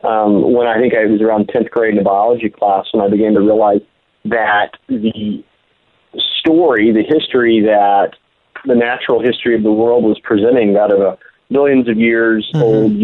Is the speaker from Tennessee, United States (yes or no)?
no; Little Rock, Arkansas, United States; My parents were believers, and I grew up in Little Rock, Arkansas, grew up in the church